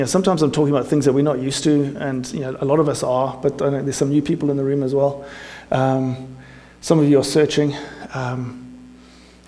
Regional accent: South Africa; moved away; I'm South African English

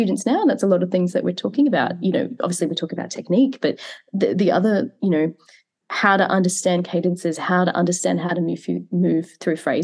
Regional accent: Queensland, Australia; I grew up in Queensland. So in the state that I am now, but I grew up in a really regional part of the country

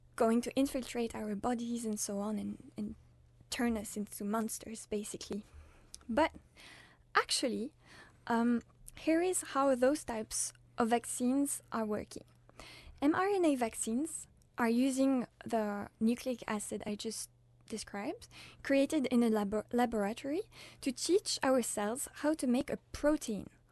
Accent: France; now in Uppsala, Sweden; I'm French, and I'm studying humanitarian action

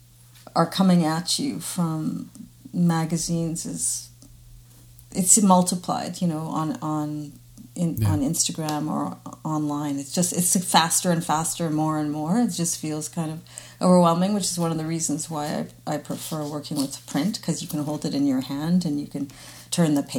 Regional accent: Winnipeg, Manitoba, Canada; now in Montreal, Canada; I grew up in Winnipeg

